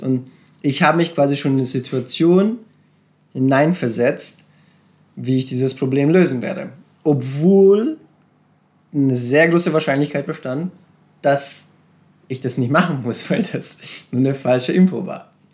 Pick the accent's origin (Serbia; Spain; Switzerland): Serbia; moved away; ich bin in Serbien aufgewachsen, in einem kleinen Dorf und wir sind sehr arm aufgewachsen